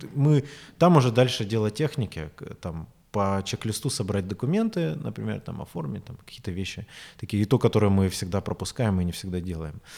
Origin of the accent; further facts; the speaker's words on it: Rostov-on-Don, Rostov Oblast, Russia; also born or lived in Moscow; я возвращаюсь в Ростов